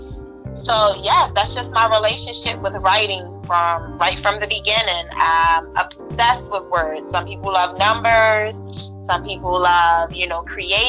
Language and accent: English; Baltimore, Maryland, United States; now in San Diego, United States; I'm originally from Baltimore, Maryland, and I now live in San Diego, sunny California.